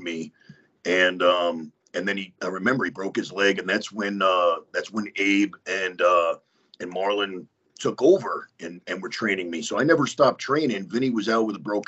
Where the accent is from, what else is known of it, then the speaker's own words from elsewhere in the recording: Westchester, New York, United States; moved away; I'm from Westchester. I graduated high school in that building